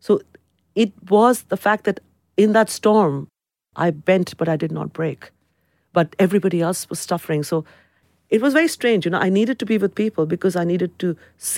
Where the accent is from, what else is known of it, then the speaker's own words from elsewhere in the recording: London, United Kingdom; I'm a Londoner. My identity is to the city. I belong to the city. The city belongs to me. So if it is about countries, then it is India. But there is something about London.